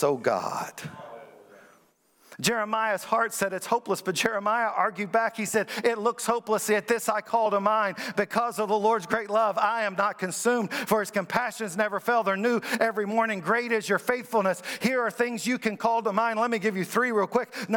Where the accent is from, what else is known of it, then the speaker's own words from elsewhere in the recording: Kentucky, United States; also born or lived in Springfield, Missouri / Iowa; now in Virginia Beach, United States; I grew up in Kentucky where we had basketball and we never heard of football. Then I moved to Iowa.